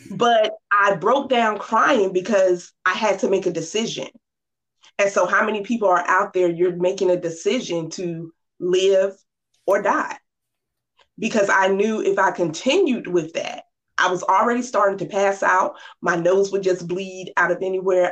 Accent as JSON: {"language": "English", "town": "Norfolk", "region": "Virginia", "country": "United States", "tie": "born or raised there", "said": "I grew up in Norfolk, Virginia, 757"}